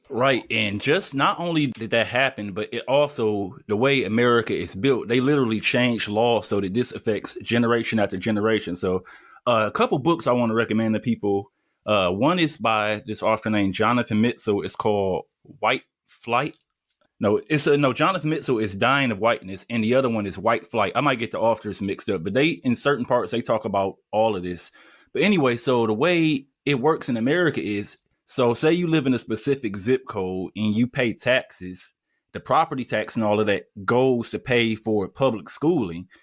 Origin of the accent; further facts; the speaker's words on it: Detroit, Michigan, United States; I grew up in Detroit